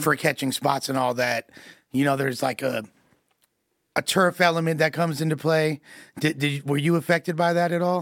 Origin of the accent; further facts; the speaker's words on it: Los Angeles, California, United States; growing up in L A, and the, like, I'm from West L